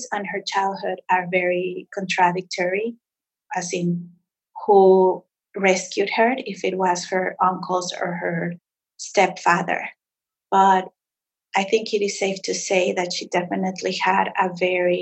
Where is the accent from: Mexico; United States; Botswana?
Mexico; Mexico City; moved away; also born or lived in Montreal; I grew up in Mexico City